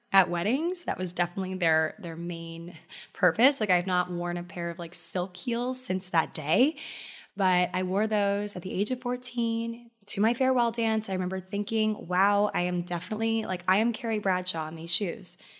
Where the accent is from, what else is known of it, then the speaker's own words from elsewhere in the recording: Maryland, United States; moved away as an adult; now in New York City, United States; my home state of Maryland